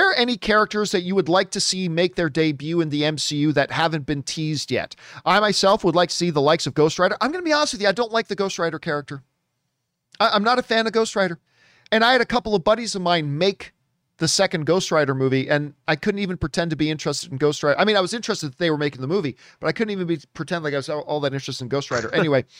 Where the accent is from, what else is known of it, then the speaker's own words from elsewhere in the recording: United States; Although I'm American, Italy is like a second home to me. I studied abroad there and have been back many times. I speak Italian, so I watched the movie in Italian.